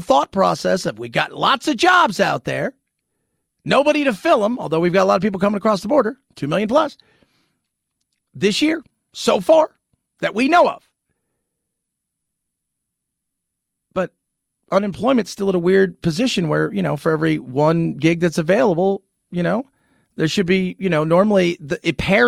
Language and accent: English; California, United States; I was born and raised in California.